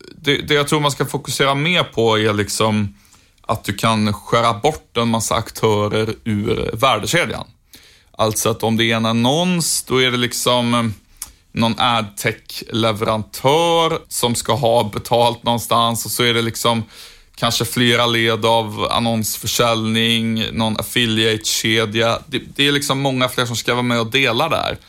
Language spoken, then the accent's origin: Swedish; Sjuntorp, Västra Götaland, Sweden; moved away; Sjuntorp där jag kommer ifrån ligger i Trollhättans kommun, så Trollhättan är ju på sätt och vis min gamla hemstad